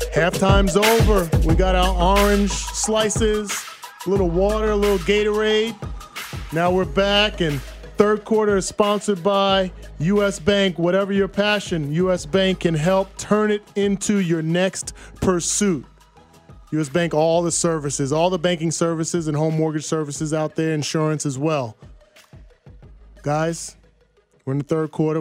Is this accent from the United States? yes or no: yes; New Jersey, United States; I'm from Jersey, five minutes from New York City.